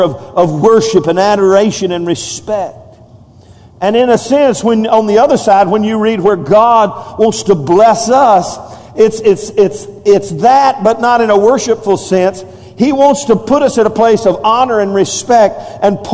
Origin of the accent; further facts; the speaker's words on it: United States; as American